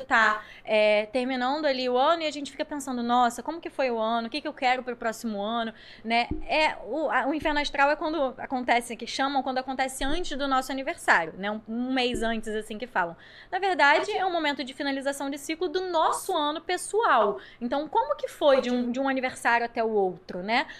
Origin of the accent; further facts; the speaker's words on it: Rio de Janeiro, Brazil; eu sou daqui do Rio